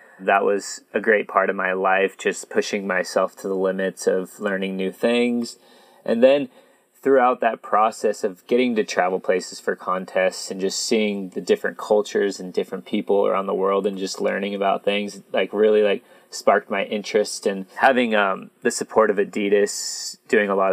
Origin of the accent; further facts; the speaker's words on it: Santa Rosa, California, United States; also born or lived in Santa Cruz, California; growing up in Santa Rosa, California, I lived right across the street from a place called Annandale State Park